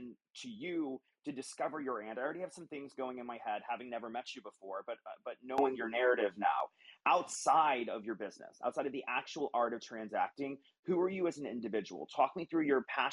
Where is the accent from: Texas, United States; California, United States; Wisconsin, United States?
Texas, United States; now living in Texas, my home state.